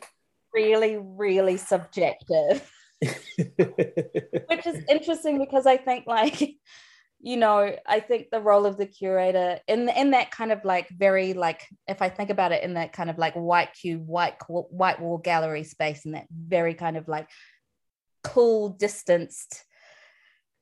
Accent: New Delhi, Delhi, India; now in New Zealand; myself as an Indian, as a person from New Delhi

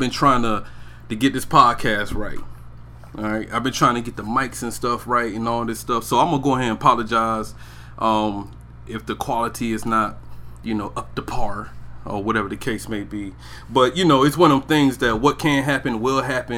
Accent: Brunswick, Georgia, United States; also born or lived in Riverside, California / Maryland; But I was raised in Georgia. St. Simon's Island, Georgia. Glenn County. Brunswick

